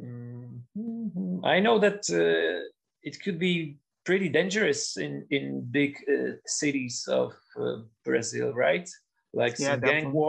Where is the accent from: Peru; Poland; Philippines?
Poland; also born or lived in Lublin; now in Warsaw, Poland; we are crazy about the football in Poland, but we have absolutely no success in sport